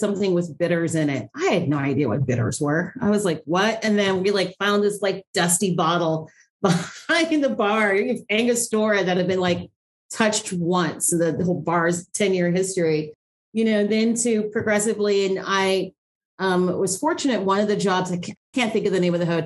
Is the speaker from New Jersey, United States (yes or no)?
no; Ohio, United States; moved away as an adult; also born or lived in Chicago; I grew up in Ohio